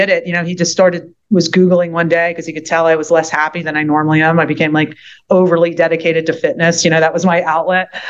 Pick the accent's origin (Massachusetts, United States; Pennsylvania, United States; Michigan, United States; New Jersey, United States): Pennsylvania, United States; Philadelphia; moved away; also born or lived in Southeast Louisiana; I'm from Philadelphia, and my parents are getting a little older